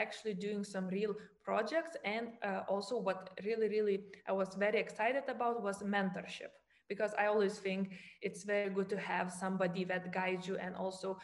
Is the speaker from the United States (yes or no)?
no; Lithuania; now in Germany; I come from Lithuania. Currently, I live in Germany